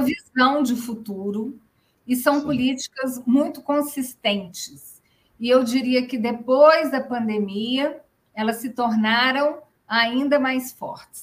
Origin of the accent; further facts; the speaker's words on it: Rio de Janeiro, Brazil; now in Brasília, Brazil; Eu nasci no Rio de Janeiro, mas minha família, minha mãe era baiana também